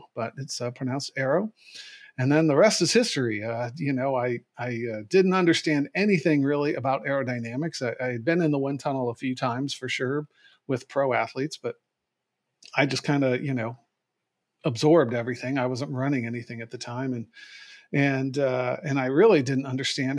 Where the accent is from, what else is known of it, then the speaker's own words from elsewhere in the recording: United States; also born or lived in San Diego, California / Irvine, California; as an American with who didn't speak the language